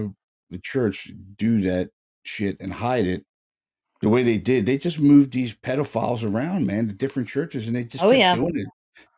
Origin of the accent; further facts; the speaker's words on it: Baltimore, Maryland, United States; I'm from Baltimore